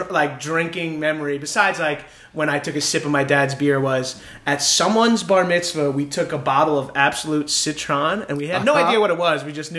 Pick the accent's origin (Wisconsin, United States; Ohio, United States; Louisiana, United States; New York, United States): New York, United States; Long Island; now in Los Angeles, United States; I grew up on Long Island.